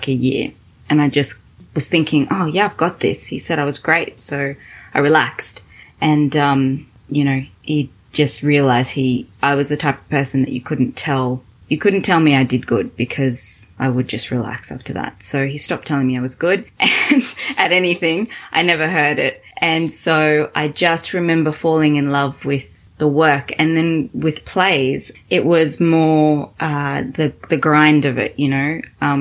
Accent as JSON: {"language": "English", "country": "Australia", "also_born_or_lived": "Zimbabwe", "accent": "Australian", "said": "I'm Australian, as you can tell with the accent"}